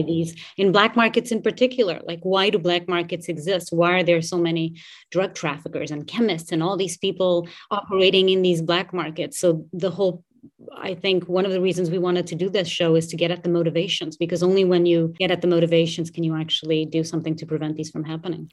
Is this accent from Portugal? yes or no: yes; Portugal; moved away as an adult; I grew up in Portugal. I was there until I was about twenty-three, four years old.